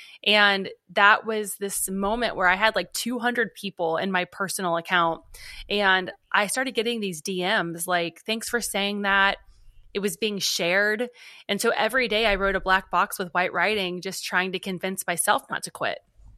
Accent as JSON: {"language": "English", "region": "Kentucky", "country": "United States", "said": "Well, you know, we're from Northern Kentucky, Cincinnati area. My husband and I are. So for us, it feels like we're back home."}